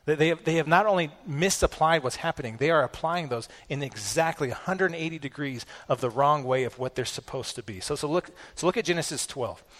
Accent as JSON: {"language": "English", "country": "United States", "said": "as American Christians"}